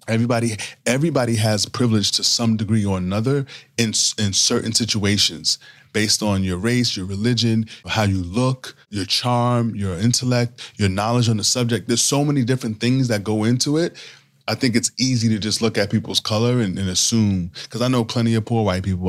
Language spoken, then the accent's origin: English; New York City, New York, United States; moved away as an adult; I grew up in New York City